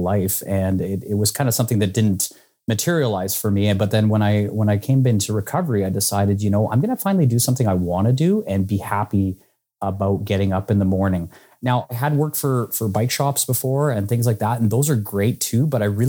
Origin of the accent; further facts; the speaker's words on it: Saskatoon, Saskatchewan, Canada; I'm from Saskatoon, Saskatchewan